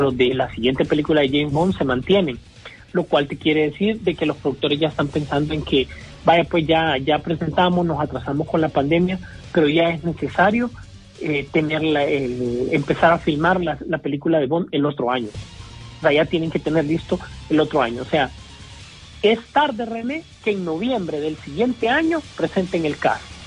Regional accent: La Esperanza, Intibucá, Honduras; yo también soy de La Esperanza

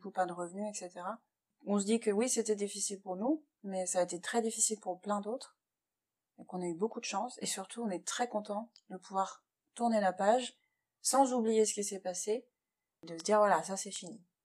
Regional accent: France; moved away as an adult; now in Shanghai, China; on est français

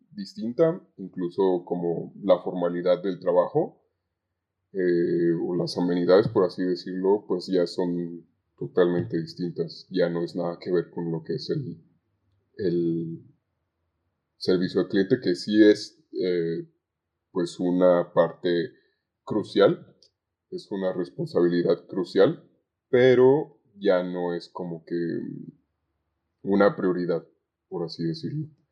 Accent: Zamora, Michoacán, Mexico; now in Guadalajara, Mexico; yo no soy originario de Guadalajara, vivo en Guadalajara, pero soy originario de, de Zamora, Michoacán

